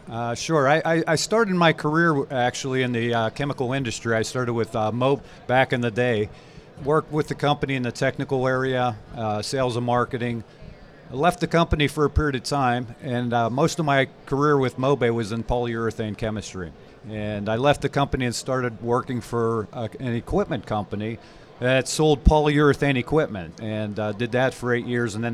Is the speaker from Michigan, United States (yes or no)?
no; Cleveland, Ohio, United States; I'm a Pittsburgh-based person. I grew up in Pittsburgh. I'm from Cleveland.